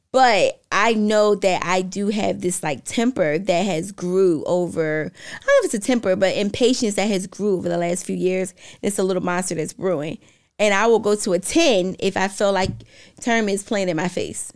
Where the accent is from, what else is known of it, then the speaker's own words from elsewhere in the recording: Philadelphia, Pennsylvania, United States; now in Florida, United States; I'm from Philly.